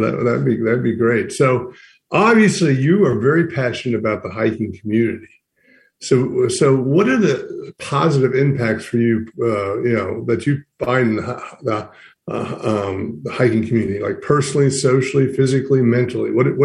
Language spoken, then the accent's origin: English; Smoky Mountains, United States; So as someone born and raised in the Smoky Mountains myself, I'm always interested in how people acquire their skills